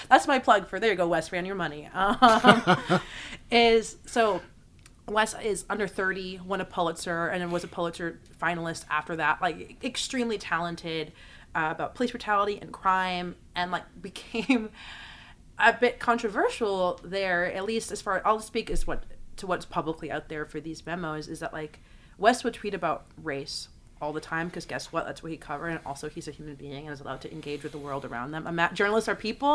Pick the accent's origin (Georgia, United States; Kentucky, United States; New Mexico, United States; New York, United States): New York, United States; Long Island; I grew up very comfortable on Long Island